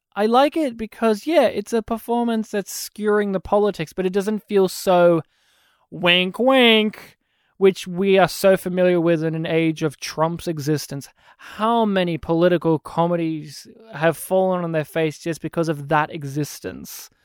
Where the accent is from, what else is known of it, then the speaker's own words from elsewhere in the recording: Australia; my hometown didn't have fluoridated water.